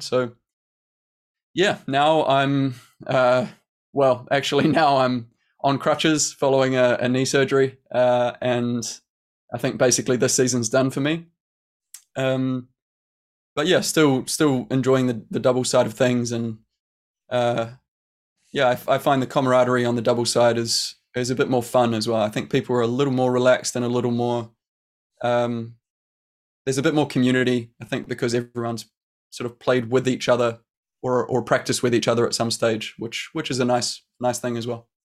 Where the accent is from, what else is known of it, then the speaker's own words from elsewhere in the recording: New Zealand; growing up in New Zealand